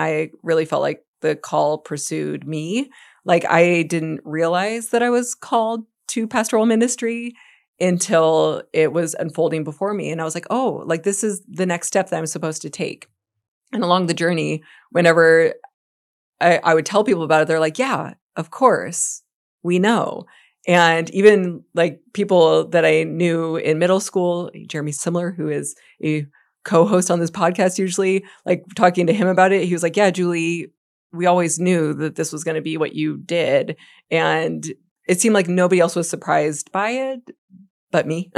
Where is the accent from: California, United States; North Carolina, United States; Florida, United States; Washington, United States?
Washington, United States; Gig Harbor; moved away as an adult; also born or lived in Afghanistan; I grew up in Gig Harbor, I, and we had moved home to my hometown